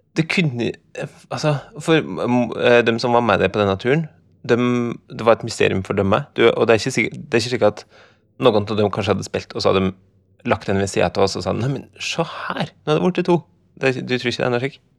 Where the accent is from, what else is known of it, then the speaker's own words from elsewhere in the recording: Skjåk, Innlandet, Norway; der jeg kommer fra. Oppi en slik grend i Skjåk